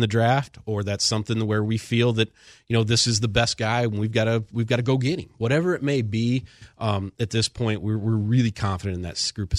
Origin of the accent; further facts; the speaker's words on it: Cleveland, Ohio, United States; I grew up in Cleveland. I've suffered through losing my whole childhood.